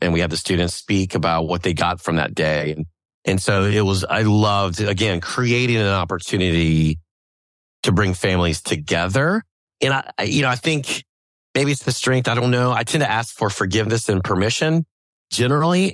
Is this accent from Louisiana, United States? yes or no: yes; New Orleans, Louisiana, United States; growing up in New Orleans